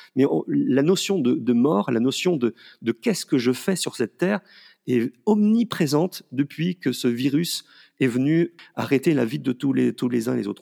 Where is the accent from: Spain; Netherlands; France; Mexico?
France; Paris, Île-de-France; moved away; also born or lived in Valence region; moi étant parisien